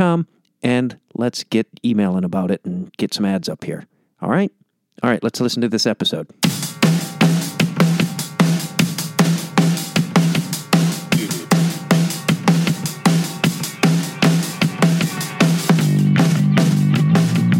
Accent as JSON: {"language": "English", "town": "Chicago", "region": "Illinois", "country": "United States", "tie": "born or raised there", "said": "I'm from Chicago, so there's also a bit of, there's that hometown pride"}